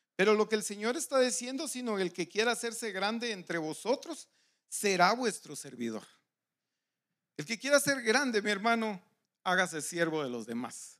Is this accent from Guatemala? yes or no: yes; Guatemala; moved away; los que somos de Guatemala